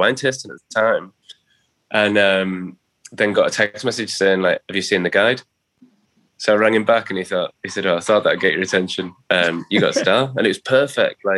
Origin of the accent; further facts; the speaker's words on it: Middlesbrough, North East England, United Kingdom; now in Leeds, United Kingdom; I'm from Middlesbrough. I'm a working class guy.